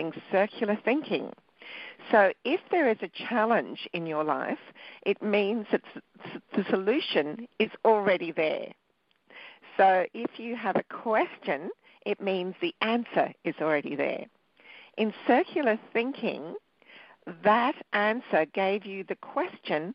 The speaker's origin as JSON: {"language": "English", "country": "Australia", "tie": "born or raised there", "also_born_or_lived": "Sri Lanka", "said": "I was born in Sri Lanka, which is a little island off the bottom of India. And I came to Australia when I was 2"}